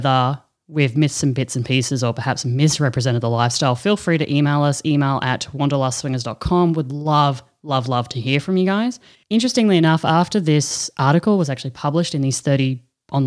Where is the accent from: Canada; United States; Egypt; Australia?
Australia; we're actually both from Australia